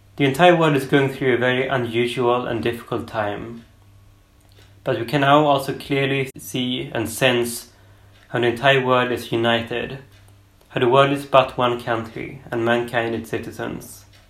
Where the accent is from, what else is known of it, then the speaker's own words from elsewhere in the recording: Sweden; I'm from Sweden